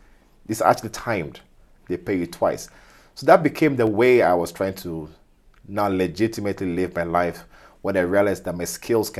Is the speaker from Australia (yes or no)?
no; Kenya; also born or lived in Ghana; Back home being because I'm from Ghana, but I've lived in Kenya my entire life. So Kenya's my second home.